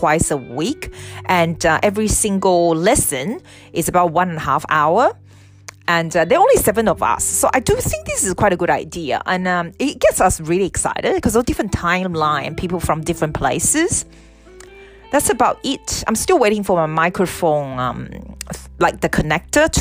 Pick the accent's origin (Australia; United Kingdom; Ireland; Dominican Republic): Australia; I'm from Australia.